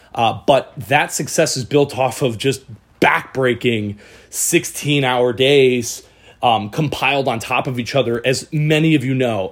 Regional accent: Michigan, United States; moved away; also born or lived in San Diego; I'm from Michigan.

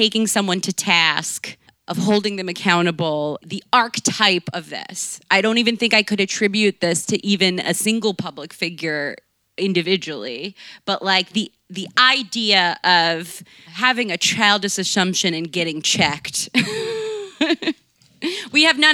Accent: Baltimore, Maryland, United States; I grew up in Baltimore

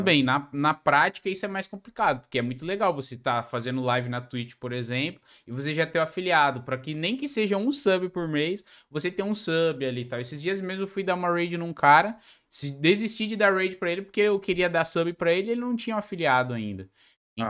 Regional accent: Joinville, Santa Catarina, Brazil; eu sou de Joinville

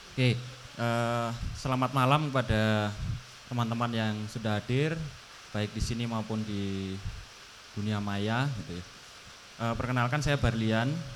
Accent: Surakarta, Central Java, Indonesia; saya di Solo, saya dari Solo

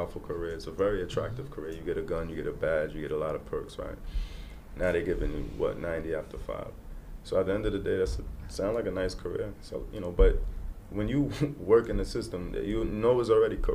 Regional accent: New York City, New York, United States; growing up in Brooklyn

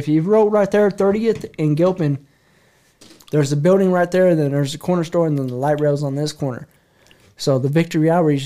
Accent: Colorado, United States; I'm from Colorado, bro. I'm a white boy. I don't even speak Spanish.

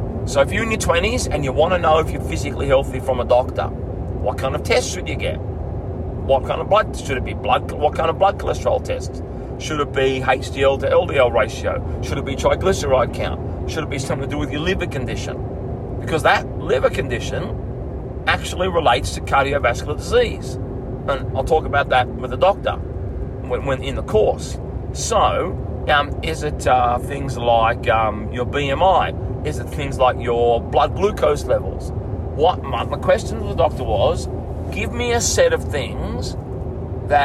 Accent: Bega, New South Wales, Australia; my hometown that I grew up in Bega

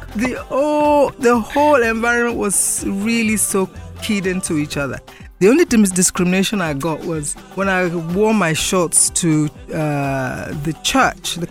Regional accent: Lagos, Nigeria; I was born in Lagos. I schooled in Lagos till 1962.

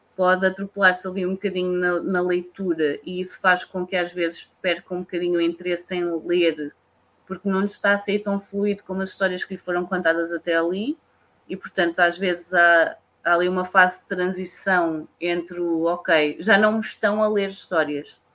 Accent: Leiria, Leiria District, Portugal; sou de Leiria. Apesar de ser de uma zona pequenina, que eu continuo a dizer que era uma aldeia

